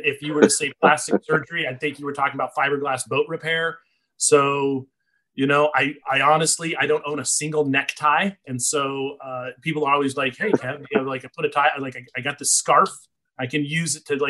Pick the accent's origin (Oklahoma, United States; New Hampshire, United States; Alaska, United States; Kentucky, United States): Alaska, United States; Anchorage; I'm born and raised in Alaska